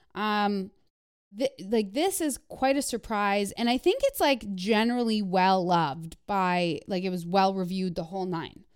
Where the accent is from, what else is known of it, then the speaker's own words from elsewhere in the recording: Canada; moved away; growing up in Canada